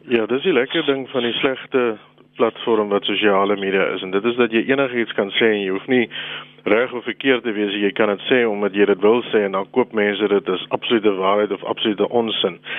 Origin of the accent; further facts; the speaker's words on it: South Africa; as Suid-Afrikaners